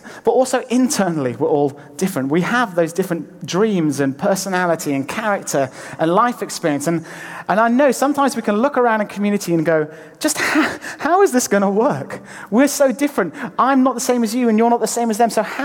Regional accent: Lake District, North West England, United Kingdom; moved away; I'm from the Lake District originally

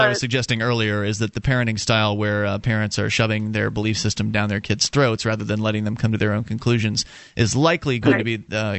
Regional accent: Florida, United States; moved away as an adult; now in New Hampshire, United States; I was born and raised in Florida.

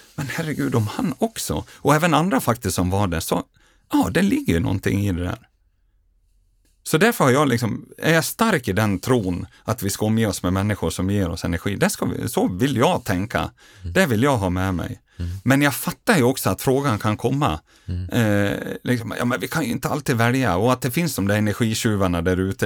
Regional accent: Grycksbo, Dalarna County, Sweden; barndomskamrat som jag gjorde resan med hemma från Grycksbo

